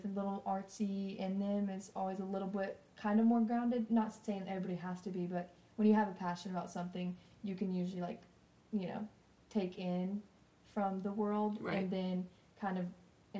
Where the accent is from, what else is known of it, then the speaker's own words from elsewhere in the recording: Harrisburg, North Carolina, United States; I grew up in Harrisburg, North Carolina. I mean, the town population is probably, like, I don't even know. No, it's not 50.